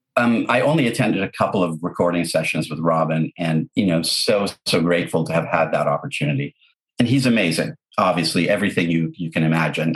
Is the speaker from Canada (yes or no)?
yes; Canada; English is a second language; also born or lived in Lebanon; We we moved from Lebanon to Canada when I was nine years old